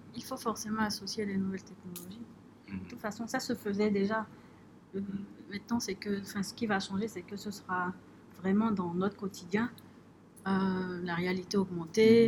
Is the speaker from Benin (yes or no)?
yes; Benin; Nous sommes ambassadeurs du Bénin